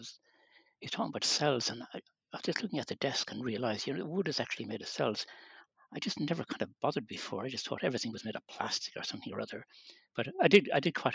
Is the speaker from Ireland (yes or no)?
yes; Kilkenny, Leinster, Ireland; also born or lived in Tipperary; I was born in Tipperary, and we moved to Kilkenny when I was quite young